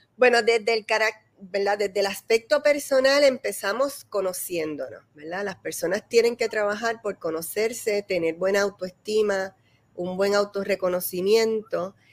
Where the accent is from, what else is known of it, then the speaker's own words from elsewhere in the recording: Puerto Rico; somos los puertorriqueños